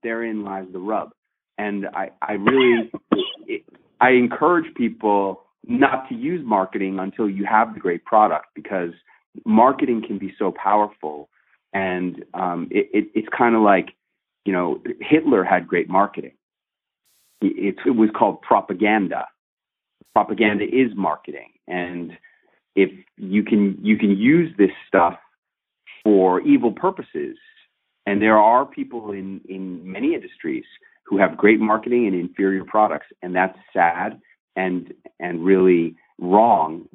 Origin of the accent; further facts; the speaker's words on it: New York, United States; NBC New York. That's my hometown station